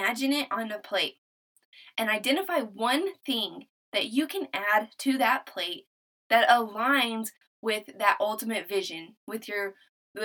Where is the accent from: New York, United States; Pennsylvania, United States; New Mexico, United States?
New Mexico, United States; now in Texas, United States; I'm from New Mexico. Originally, we're living in Texas. We're military